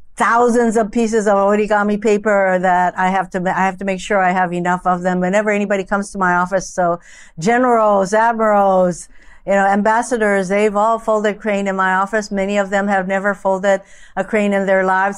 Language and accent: English; Japan; now in Hawaii, United States; In my family growing up in Japan